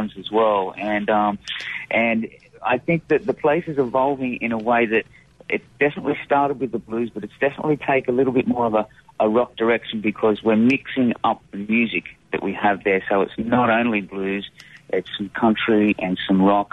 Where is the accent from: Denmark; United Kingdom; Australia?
Australia; Sydney, New South Wales; moved away as an adult; now in Clarksdale, United States; I'm from Sydney, Australia. We traveled all the way from Sydney with my wife and my three dogs to come and settle in Clarksdale, Mississippi